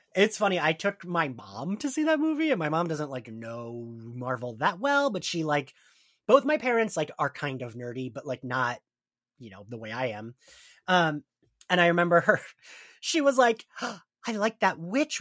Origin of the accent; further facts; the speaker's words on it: New Jersey, United States; I'm from Jersey, we are at the Jersey Shore